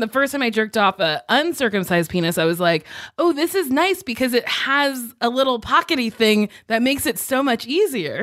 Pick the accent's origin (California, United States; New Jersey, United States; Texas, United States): New Jersey, United States; Lincroft; moved away; I'm from Lincroft, New Jersey, which is in, like, a bigger town called Middletown